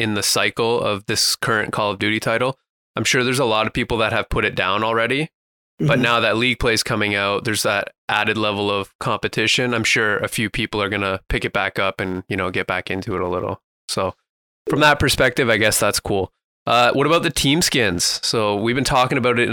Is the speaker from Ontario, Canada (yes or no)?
yes; Toronto, Ontario, Canada; Toronto Ultra, my hometown.